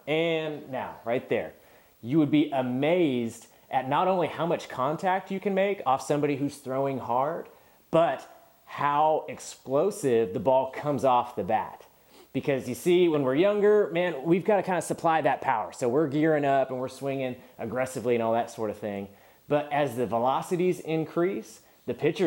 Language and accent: English; California, United States; I was from California.